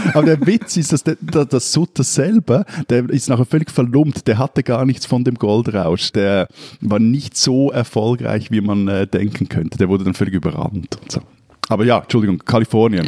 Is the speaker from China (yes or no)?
no; Switzerland; bei uns in der Schweiz